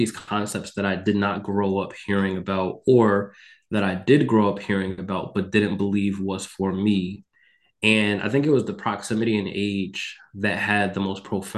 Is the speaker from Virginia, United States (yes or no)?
no; Mount Vernon, New York, United States; moved away as an adult; also born or lived in Texas / Connecticut; I am from Mount Vernon, New York, which is a city in Westchester County. I grew up experiencing aspects of poverty